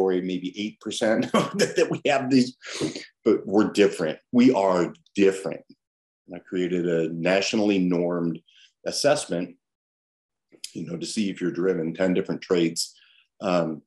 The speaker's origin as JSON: {"language": "English", "town": "Los Angeles", "region": "California", "country": "United States", "tie": "born or raised there", "said": "I grew up in Los Angeles, you know, born in 68"}